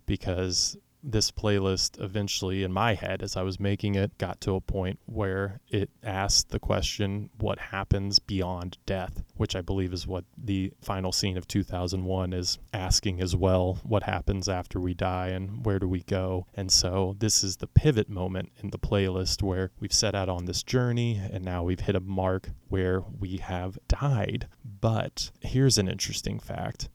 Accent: Oklahoma City, Oklahoma, United States; I'm from Oklahoma City

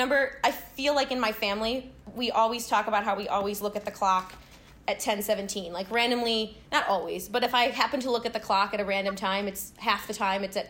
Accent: Chicago, Illinois, United States; I am from Chicago

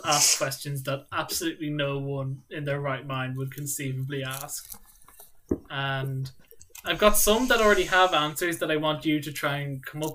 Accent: Ireland; I'm Irish

